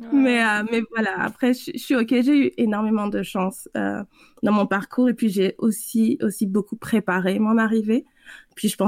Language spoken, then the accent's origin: French; France; also born or lived in South America; je suis française, mais j'ai grandi en Amérique du Sud, puis jusqu'à jusqu'à la fin du secondaire là-bas.